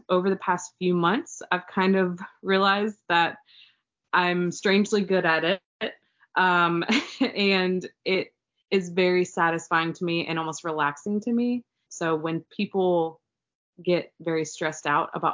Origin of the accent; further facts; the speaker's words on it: Raleigh, North Carolina, United States; I was born and raised in Raleigh, so I know this area like the back of my hand.